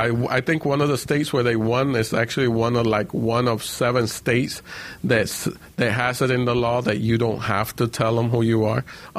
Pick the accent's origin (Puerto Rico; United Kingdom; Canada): Puerto Rico; born there; I was born in Puerto Rico, but then we all got deported, and they didn't separate me from my mom, even though I was born in Puerto Rico